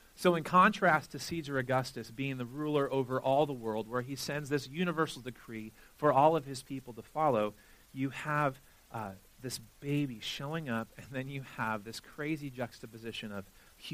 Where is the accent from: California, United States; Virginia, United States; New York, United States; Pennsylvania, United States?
California, United States; Southern; I'm from Southern California